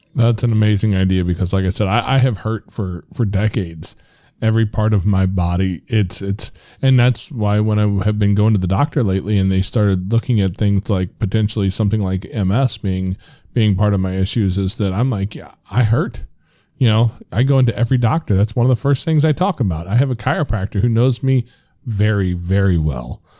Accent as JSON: {"language": "English", "country": "United States", "said": "as American males"}